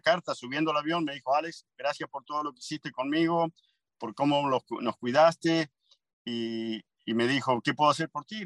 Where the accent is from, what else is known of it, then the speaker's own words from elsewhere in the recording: Argentina; also born or lived in Montgomery County, United States; now in United States; yo soy argentino orgulloso. Mi primer bandera, yo juré, la, la, bandera argentina